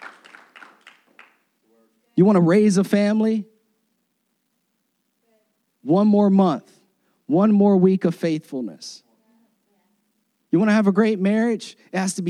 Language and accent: English; Florida, United States; moved away; I was born and raised in Florida.